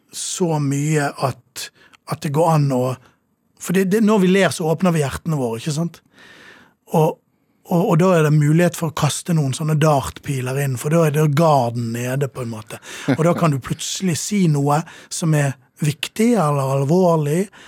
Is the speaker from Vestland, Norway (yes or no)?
yes; Sotra, Vestland, Norway; also born or lived in Bergen; now in Oslo, Norway; Da kjøpte mine foreldre hus, bygget hus, på den ganske store øyen